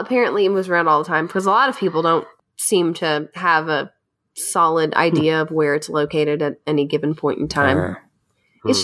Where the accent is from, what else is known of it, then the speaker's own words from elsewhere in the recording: Lexington, Kentucky, United States; Growing up in Lexington, the peanut butter plant is there.